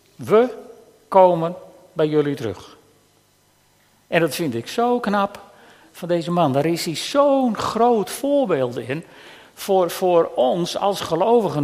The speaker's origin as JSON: {"language": "Dutch", "country": "Netherlands", "said": "als Nederlanders"}